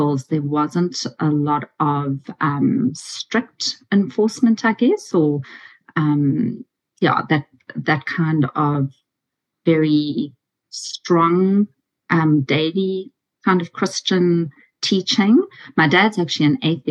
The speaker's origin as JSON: {"language": "English", "country": "South Africa", "moved": "as an adult", "lives_now": "Australia", "said": "I'm from South Africa, and in our final year in English, you have to give a big oral"}